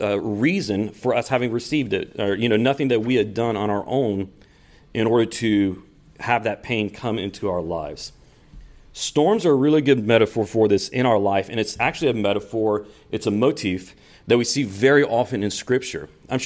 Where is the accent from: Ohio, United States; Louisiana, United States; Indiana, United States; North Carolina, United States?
Louisiana, United States; like I said, I am from South Louisiana. I'm just a couple hours down I-10.